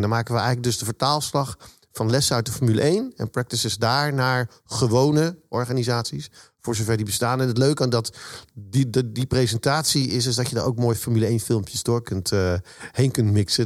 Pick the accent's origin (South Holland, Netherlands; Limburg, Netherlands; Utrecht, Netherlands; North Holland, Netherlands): South Holland, Netherlands; Zoetermeer; also born or lived in Eindhoven; ik kom uit Zoetermeer. Daar woon ik